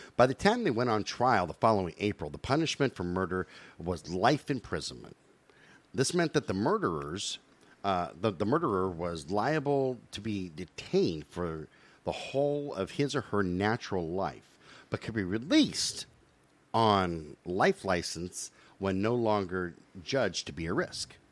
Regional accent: United States; as an American

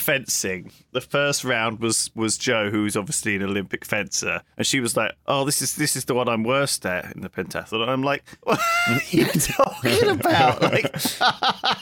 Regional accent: United Kingdom; as a Brit

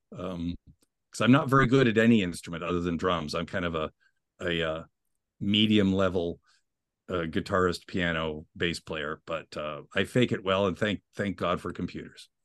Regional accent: Ottawa, Ontario, Canada; grew up in Ottawa, capital city of Canada

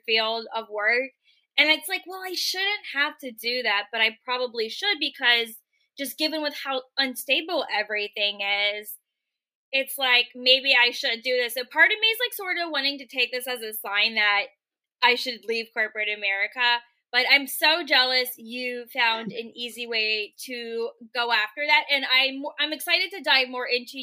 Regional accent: Richmond, Virginia, United States; moved away as an adult; also born or lived in San Francisco; now in Portland, United States; born and raised in Richmond, Virginia, which is where I'm located right now

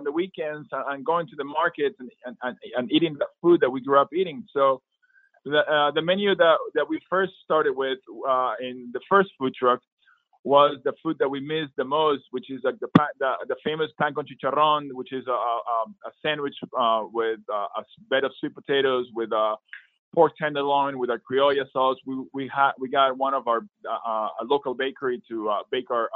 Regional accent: Peru; moved away; my brother and I missed growing up in Peru with our families

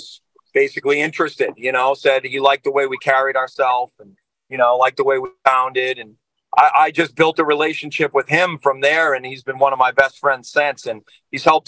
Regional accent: Boston, Massachusetts, United States; we're from New England. We're from the Boston area.

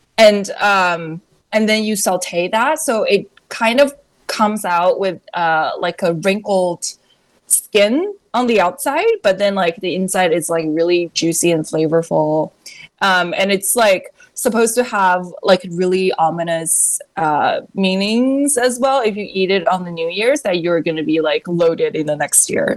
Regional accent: China; moved away as an adult; also born or lived in New York, United States; now in United States; when I was growing up in China

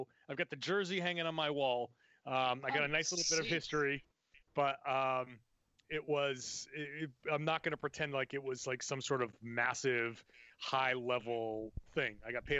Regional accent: New England, United States; I grew up in the New England area

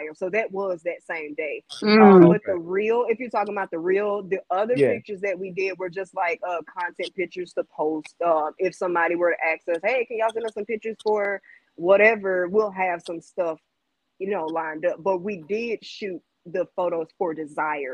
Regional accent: Jackson, Mississippi, United States; Jackson, Mississippi

